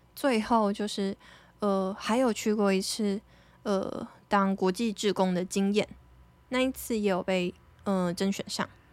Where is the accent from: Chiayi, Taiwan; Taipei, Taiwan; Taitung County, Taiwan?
Taitung County, Taiwan; Taitung; moved away; 我的出生的地点就是跟别人比较不一样啊，毕竟，我记得我们现在台东的户籍人口数不到二十万吧，就是，诶，我是二十万分之一耶